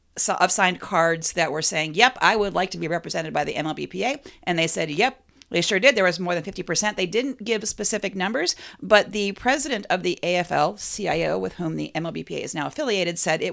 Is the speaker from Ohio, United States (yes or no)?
yes; Cleveland, Ohio, United States; I'm from Cleveland.